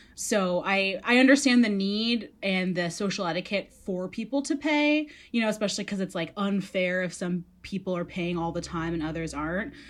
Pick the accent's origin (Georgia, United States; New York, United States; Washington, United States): Washington, United States; Redmond; I grew up in Redmond